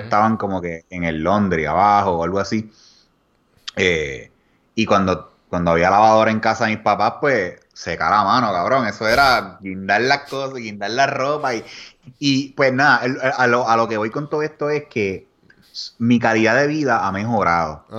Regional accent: Puerto Rico; moved away as an adult; also born or lived in Austin, Texas; Los puertorriqueños

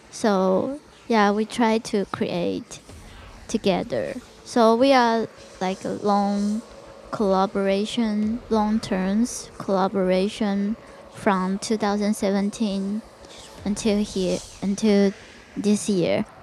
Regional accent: Taiwan; English is a second language; because we are from Taiwan, and Taiwan is so many temples around the neighborhood, and I was uh, grew up by the temple.

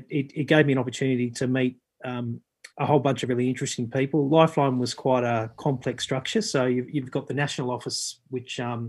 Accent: Canberra, Australian Capital Territory, Australia; life was busy growing up in Canberra

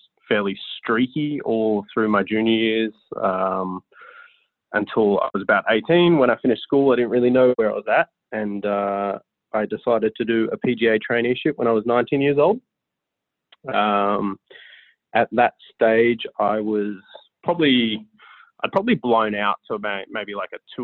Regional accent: Sydney, New South Wales, Australia; I grew up in Palm Beach in Sydney, Australia

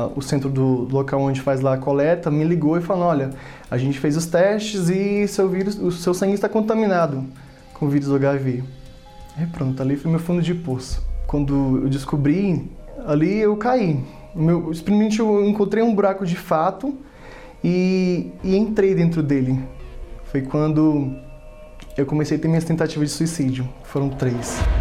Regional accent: Fortaleza, Ceará, Brazil; Eu nasci em Fortaleza, sou da terra lá do Ceará

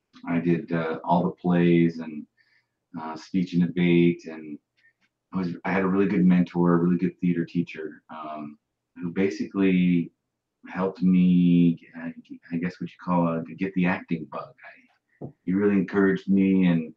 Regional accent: Bozeman, Montana, United States; also born or lived in Livingston, Montana; I was born around Livingston and grew up in Bozeman

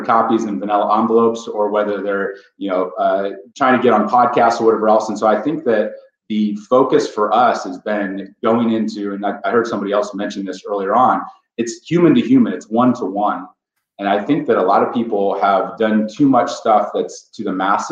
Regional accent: Ohio, United States; So I grew up in Ohio. I'm a farm boy, goat milk and farm kid from Ohio

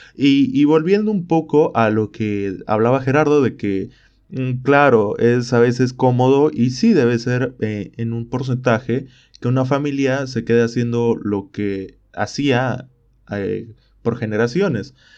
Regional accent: Bolivia

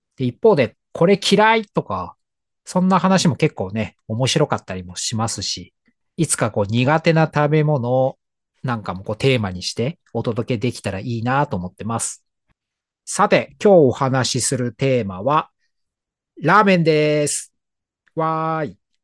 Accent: Tokyo, Japan; 東京の高円寺という町が地元で、

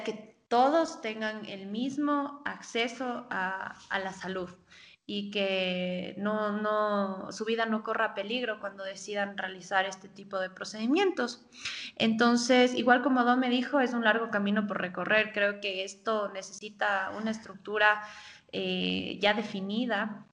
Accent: Ecuador

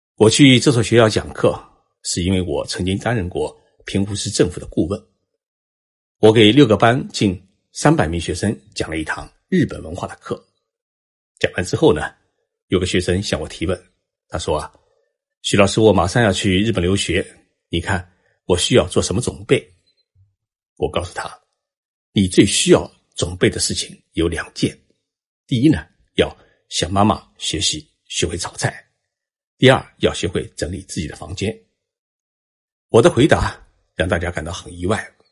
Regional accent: China; moved away as an adult; also born or lived in Japan; 我们中国人

